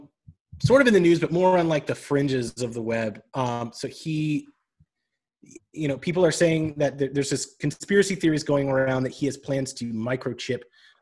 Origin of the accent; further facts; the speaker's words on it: upstate New York, United States; now in Brooklyn, United States; I grew up in upstate New York.